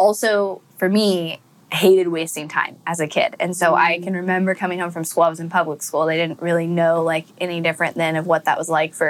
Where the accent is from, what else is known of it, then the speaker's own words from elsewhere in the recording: Northern California, United States; I grew up in California in a nice, you know, where everybody knows everybody's business and you got to look good for the image community.